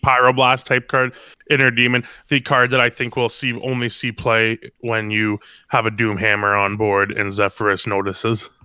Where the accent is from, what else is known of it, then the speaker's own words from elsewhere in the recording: Canada; I'm from Canada.